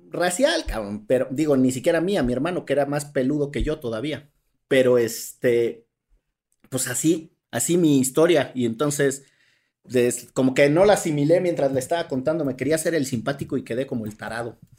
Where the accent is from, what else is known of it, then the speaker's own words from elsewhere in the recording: Orizaba, Veracruz, Mexico; mis queridos amigos con los que crecí en Orizaba, Veracruz